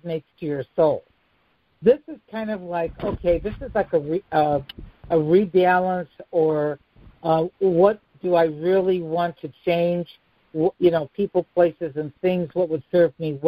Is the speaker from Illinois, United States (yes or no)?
yes; Chicago, Illinois, United States; accent: Chicago; my Chicago accent